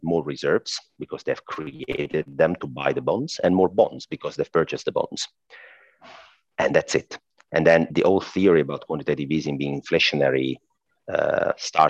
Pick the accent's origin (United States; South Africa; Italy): Italy; accent: Italian; I'm Italian, by the way. I guess my accent already gave that up